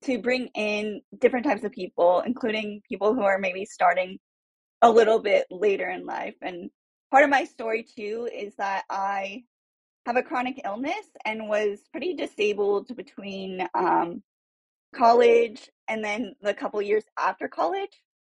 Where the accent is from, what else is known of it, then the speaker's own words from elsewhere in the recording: Cupertino, California, United States; also born or lived in San Francisco; I'm from Cupertino, California, and I am now working at a political consulting firm in San Francisco